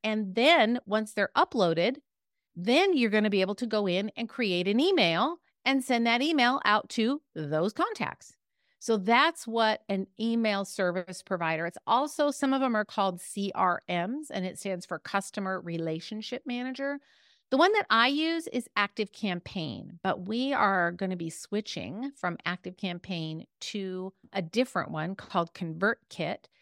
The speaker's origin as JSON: {"language": "English", "region": "California", "country": "United States", "said": "I'm from California, the West Coast"}